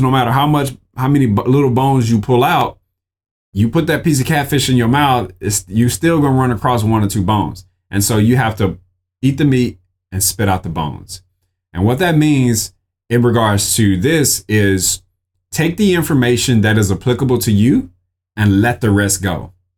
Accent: Mississippi, United States; I'm from Mississippi

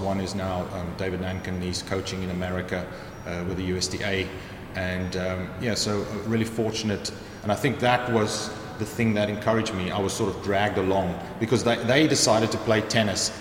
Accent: Cape Town, Western Cape, South Africa; moved away as an adult; now in York, United Kingdom; I grew up in just outside Cape Town, in a sort of suburb called Belleville, and that's where I went to school

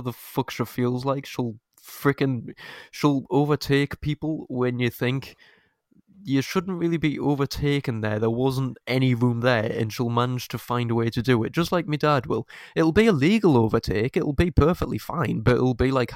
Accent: United Kingdom; we're British

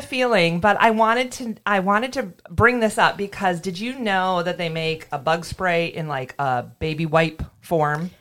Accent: Michigan, United States; I grew up camping in Michigan.

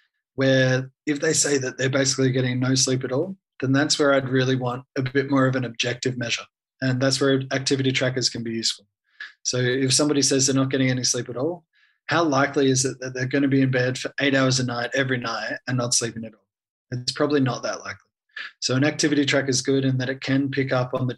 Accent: Australia; moved away as an adult; now in Vanuatu; I'm Australian volunteer, so funded by the Australian government

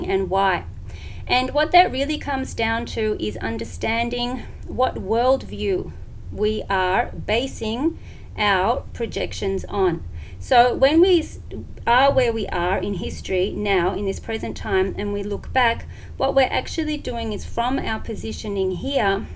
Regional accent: Melbourne, Victoria, Australia; also born or lived in Syria / Jordan / Yemen / Saudi Arabia; I'm from Melbourne, Australia

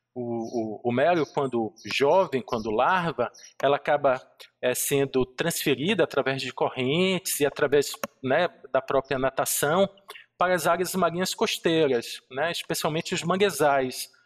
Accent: Bahia, Brazil; na Bahia, né, eu sou baiano

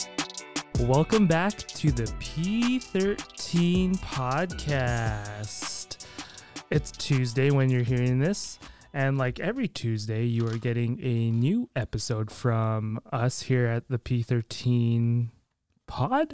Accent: Minnesota, United States; I'm a fellow Minnesotian

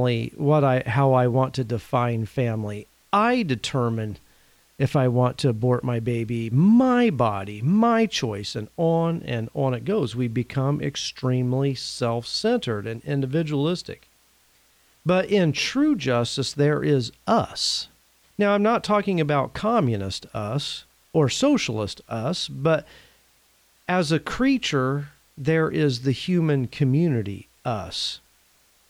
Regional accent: Indiana, United States; I'm originally from the state of Indiana

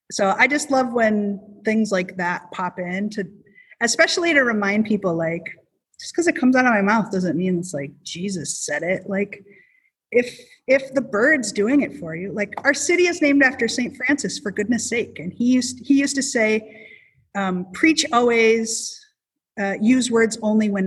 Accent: South Dakota, United States; Maybe it's because I'm from South Dakota.

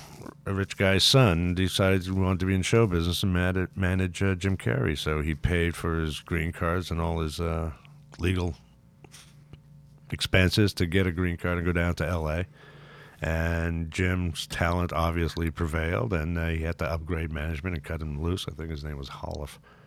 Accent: Canada; Lovely sentiment, but I'm Canadian.

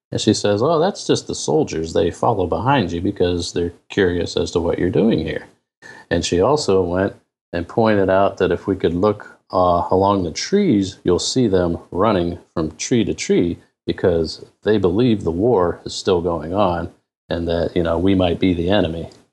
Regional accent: Canton, Ohio, United States; I'm originally from Canton, Ohio

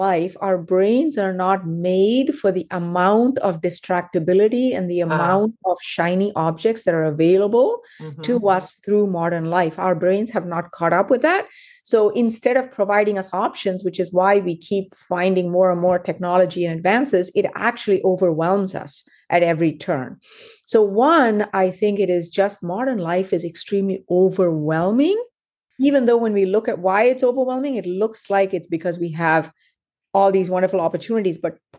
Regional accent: South India, India; moved away as an adult; also born or lived in United Kingdom; now in United States; So I was born and raised in South India.

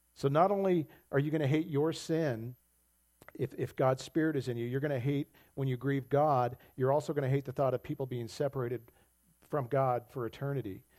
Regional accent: United States; as American Christians

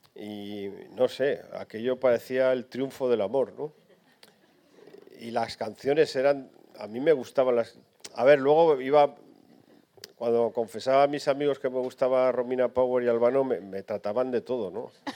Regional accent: Barbastro, Aragon, Spain; moved away as an adult; yo a los 18 años me fui de Barbastro, eh, pero mi vida ya se había construido en Barbastro.

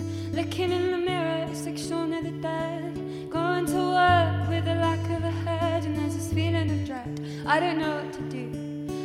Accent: England, United Kingdom; I'm English

